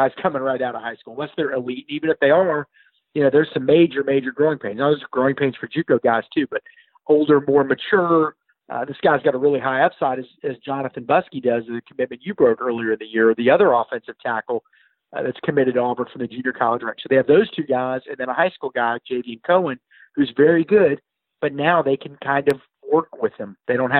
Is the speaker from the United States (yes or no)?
no; Germany; having played soccer so many years growing up in Germany